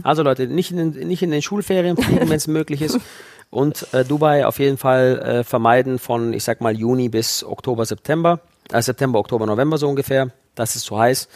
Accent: Hechingen, Baden-Württemberg, Germany; da steht die Burg Hohenzollern, da bin ich geboren

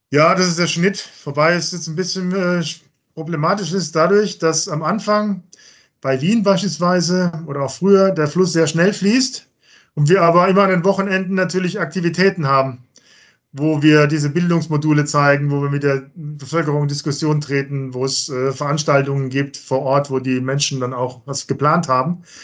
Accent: Germany; bei uns in Deutschland

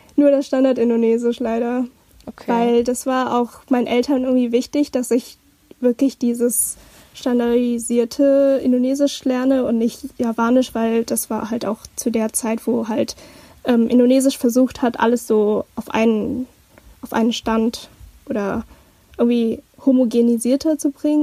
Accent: Hamburg, Germany; ich komme aus Hamburg

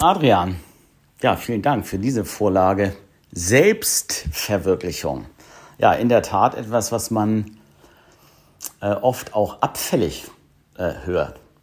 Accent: Hamburg, Germany; hier in meiner Heimatstadt Hamburg

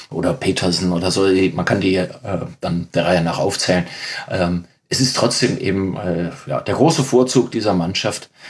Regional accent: Cologne, North Rhine-Westphalia, Germany; als äh, gebürtiger Kölner

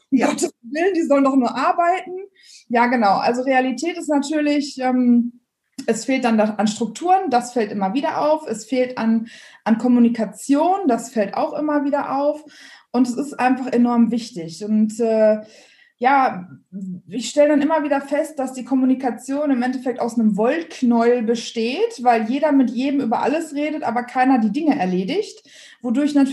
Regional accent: Dortmund, North Rhine-Westphalia, Germany; komme ursprünglich aus dem Ruhrgebiet, bin also ein Dortmunder Mädchen und habe dementsprechend.

